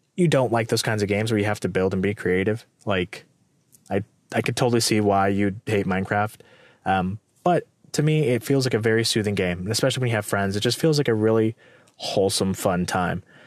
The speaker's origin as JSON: {"language": "English", "town": "Morgan Hill", "region": "California", "country": "United States", "tie": "born or raised there", "moved": "yes", "said": "Morgan Hill or, like, my hometown and living in the Bay Area"}